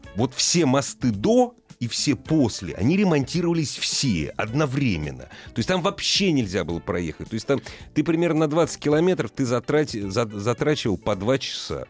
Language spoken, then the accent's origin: Russian; Moscow, Russia; мы москвичи